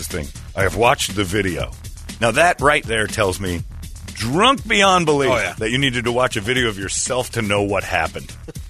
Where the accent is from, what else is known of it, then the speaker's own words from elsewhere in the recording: Gallup, New Mexico, United States; I grew up in the Navajo and Zuni cultures in Gallup, New Mexico, which, by the way, the guys he was yelling at knew.